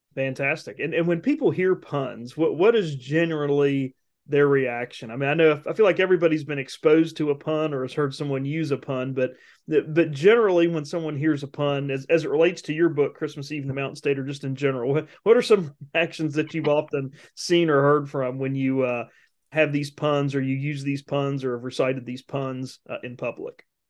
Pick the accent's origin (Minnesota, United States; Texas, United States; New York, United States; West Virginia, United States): West Virginia, United States; now in Mississippi, United States; I grew up in West Virginia